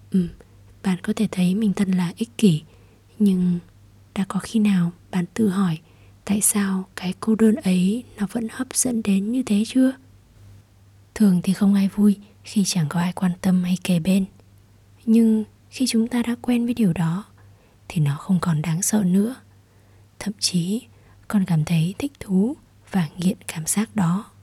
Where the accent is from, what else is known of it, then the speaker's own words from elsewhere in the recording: Ho Chi Minh City, Vietnam; đến từ Sài Gòn